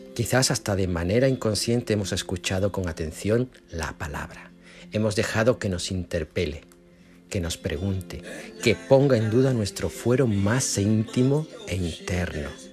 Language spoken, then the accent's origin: Spanish; Spain; moved away; mi pueblito de España